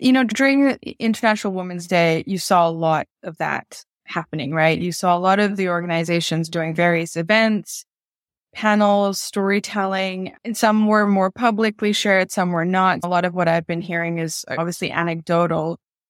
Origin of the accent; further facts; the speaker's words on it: Bangkok, Thailand; born there; So I'm Bangladeshi Swiss and I was born in Bangkok.